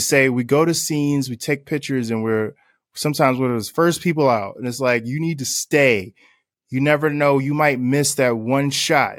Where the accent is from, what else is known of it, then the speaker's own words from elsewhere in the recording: Newark, New Jersey, United States; growing up in Newark, New Jersey